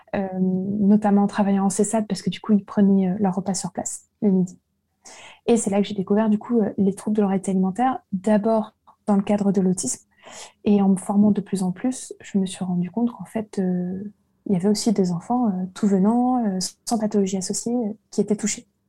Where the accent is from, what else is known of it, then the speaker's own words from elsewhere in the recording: Lille, Hauts-de-France, France; now in Versailles, France; suis née à Lille, maintenant j'habite à Versailles.